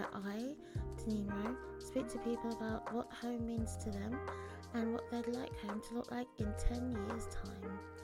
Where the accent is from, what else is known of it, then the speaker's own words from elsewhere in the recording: London, United Kingdom; we're both from London. We both grew up in London.